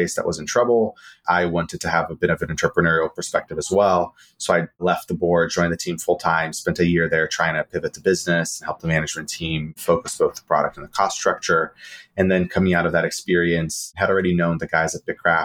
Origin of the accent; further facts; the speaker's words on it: Brazil; moved away as an adult; now in United States; I grew up in Brazil and moved to the U.S. for college